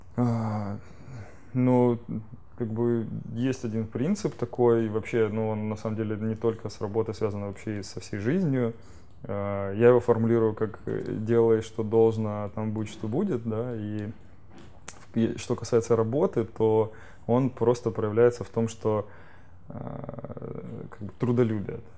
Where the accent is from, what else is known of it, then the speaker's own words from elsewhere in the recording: Rostov-on-Don, Rostov Oblast, Russia; я сейчас из Ростова-на-Дону сам